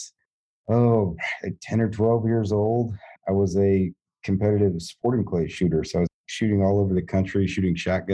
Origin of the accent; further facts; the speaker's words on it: North Georgia, United States; also born or lived in Washington, D.C.; now in Fort Smith, United States; I grew up in North Georgia